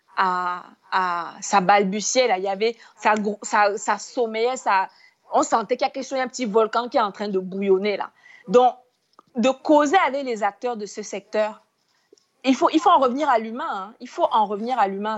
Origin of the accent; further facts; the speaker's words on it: Cameroon; je suis Camerounais